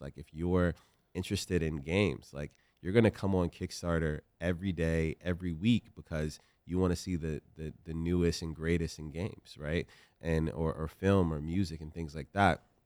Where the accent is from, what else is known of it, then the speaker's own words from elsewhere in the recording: Richmond, Virginia, United States; I come from South Side, Richmond, Virginia.